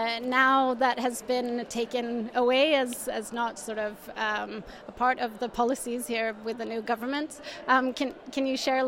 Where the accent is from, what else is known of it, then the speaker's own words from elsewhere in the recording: Sweden; today we will dive into my home country, Sweden.